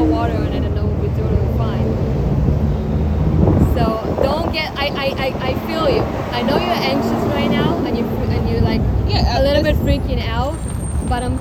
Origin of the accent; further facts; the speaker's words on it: Israel; I'm not from here. I'm from Israel.